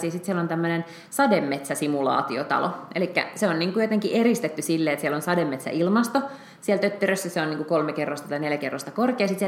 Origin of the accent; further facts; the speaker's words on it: Budapest, Hungary; now in Finland; joka on siis mun, mun entinen kotikaupunki. Mä oon syntynyt Budapestissa ja sitten mä tota, niin, olin siellä kaksi kesää opiskeluaikoina töissä.